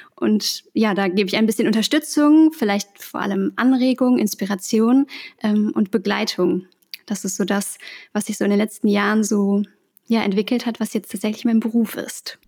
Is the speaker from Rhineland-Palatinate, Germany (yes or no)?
no; Essen, North Rhine-Westphalia, Germany; moved away as an adult; also born or lived in Berlin / Potsdam; ich bin gebürtig aus Essen und bin dann zum Studium äh, nach Berlin gezogen